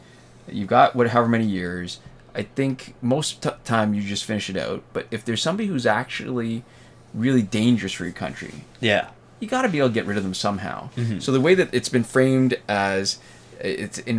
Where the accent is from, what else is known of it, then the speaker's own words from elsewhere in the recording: Canada; We are Canadian